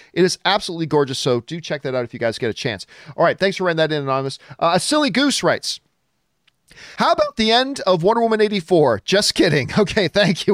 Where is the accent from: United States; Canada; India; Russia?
Canada; I'm from Canada